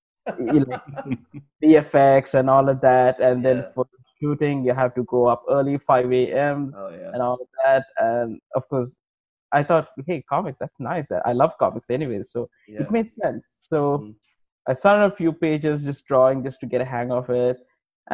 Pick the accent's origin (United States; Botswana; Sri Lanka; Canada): Sri Lanka; I'm from Sri Lanka